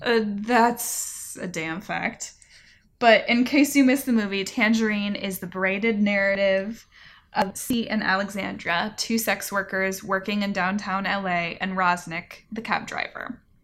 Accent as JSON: {"language": "English", "region": "California", "country": "United States", "tie": "born or raised there", "moved": "yes", "lives_now": "Asheville, United States", "said": "growing up in California"}